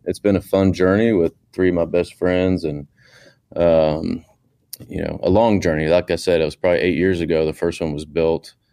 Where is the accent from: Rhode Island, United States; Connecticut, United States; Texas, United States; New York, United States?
Texas, United States; Houston; I grew up in Houston, Texas